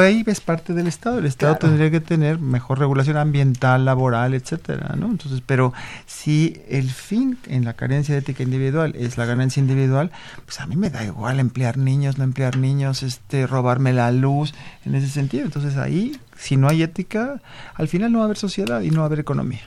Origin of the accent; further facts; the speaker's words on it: Mexico; como mexicanos